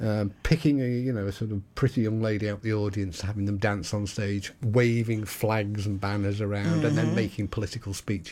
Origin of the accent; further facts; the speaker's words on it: Merseyside, North West England, United Kingdom; growing up on Merseyside in the 70s and 80s